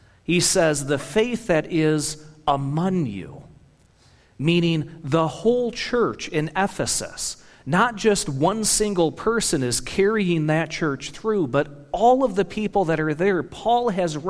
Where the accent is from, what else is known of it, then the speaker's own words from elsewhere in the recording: Michigan, United States; I'm from Michigan.